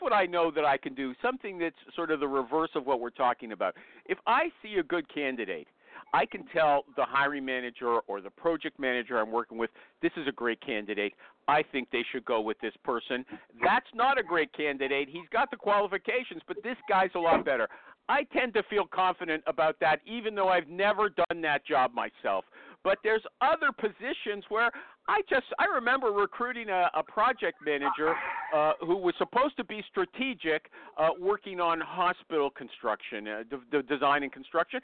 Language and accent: English; Canada; I'm Canadian